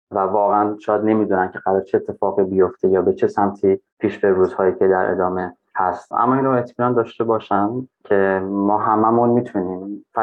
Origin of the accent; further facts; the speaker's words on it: Afghanistan; ببین من افغان هستم از افغانستان هستم تو ایرانی هستی